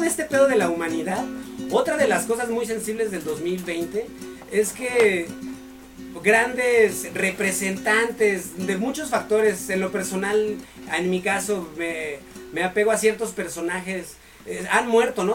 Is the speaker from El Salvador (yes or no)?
no; Mexico; somos mexicanos, jóvenes, guapos, emprendedores, talentosos